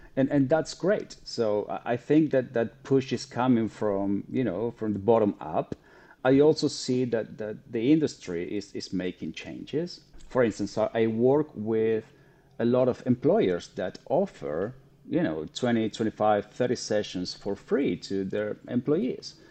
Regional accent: Argentina; now in United States; I'm originally from Argentina

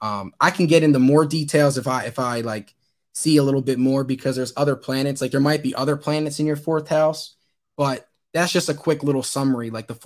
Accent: Wilmington, Delaware, United States; born there; I was born in Wilmington, Delaware.

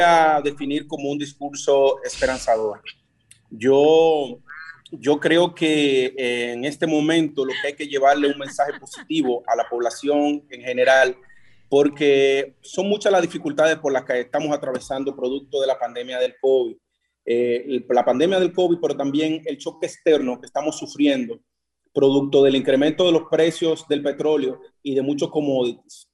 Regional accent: Dominican Republic; los como dominicanos

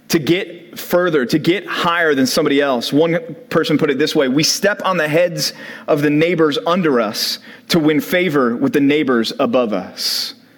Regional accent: Dallas, Texas, United States; growing up in Dallas

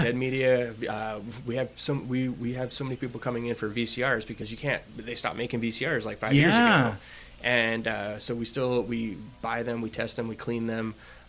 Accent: Kent, Washington, United States; growing up in Kent

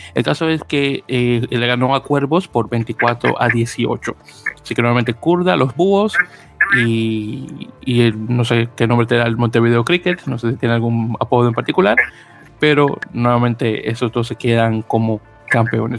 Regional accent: Dominican Republic; en mi país, en Dominicana

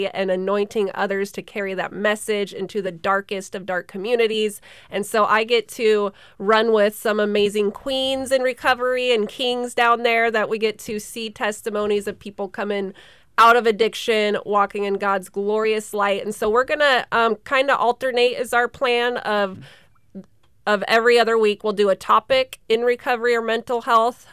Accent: Sterling, Alaska, United States; born and raised in Sterling, Alaska

